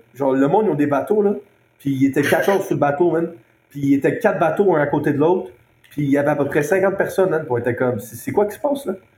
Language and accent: French; Montreal, Quebec, Canada; also born or lived in Halifax; chez nous à Montréal